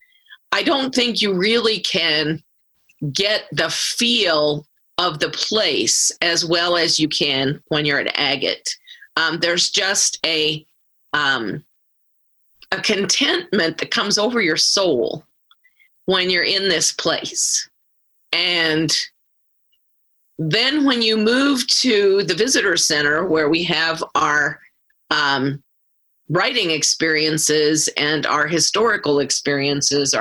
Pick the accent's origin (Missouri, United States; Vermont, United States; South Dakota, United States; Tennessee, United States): South Dakota, United States; moved away as an adult; now in Nebraska, United States; I grew up in South Dakota and have taught all my life in Nebraska